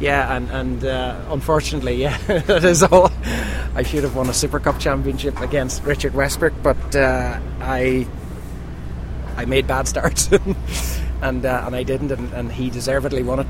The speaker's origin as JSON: {"language": "English", "country": "Ireland", "said": "back home in Ireland"}